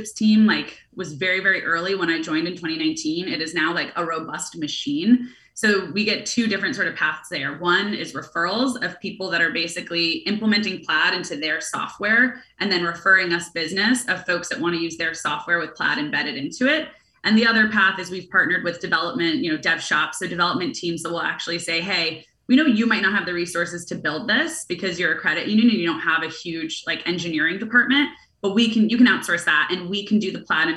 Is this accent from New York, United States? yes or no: yes; New York City, New York, United States; also born or lived in San Francisco; I was born in New York. My family's here. My friends are here